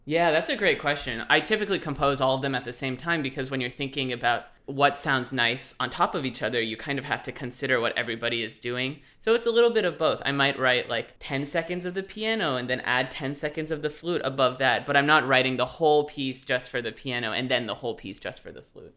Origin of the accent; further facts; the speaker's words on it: Los Angeles, California, United States; now in Indiana, United States; I am currently in Indiana, but I am originally from Los Angeles